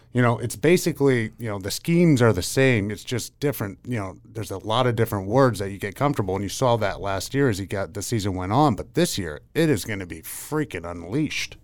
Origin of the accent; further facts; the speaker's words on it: Pennsylvania, United States; I grew up in Pennsylvania